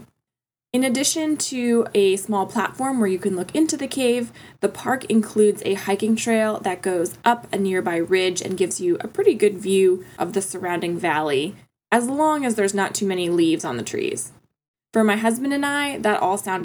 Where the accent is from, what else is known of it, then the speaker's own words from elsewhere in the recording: Florida, United States; I'm originally from Florida